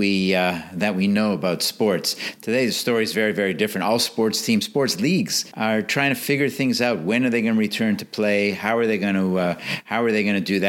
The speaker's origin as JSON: {"language": "English", "town": "Montreal", "region": "Quebec", "country": "Canada", "tie": "born or raised there", "said": "I grew up in Montreal in Canada."}